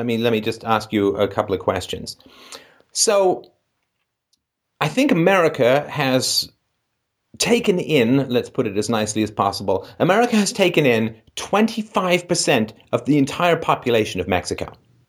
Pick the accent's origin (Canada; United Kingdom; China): United Kingdom; London; London, the city that I grew up in.